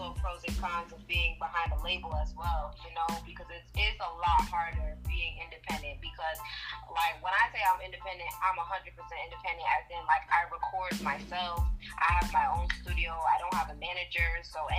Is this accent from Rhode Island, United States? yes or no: yes; Rhode Island, United States; I'm from Rhode Island